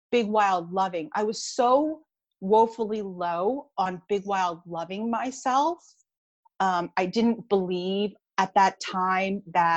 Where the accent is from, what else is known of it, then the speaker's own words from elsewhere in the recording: Philadelphia, Pennsylvania, United States; also born or lived in Bucks County, Pennsylvania; I am from the Philadelphia area. So right now I live in an area called Bucks County